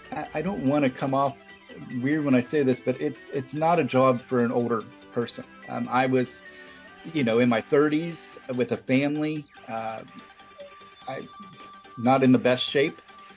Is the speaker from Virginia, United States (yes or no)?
no; Davenport, Florida, United States; We say where we're from. We're from Davenport.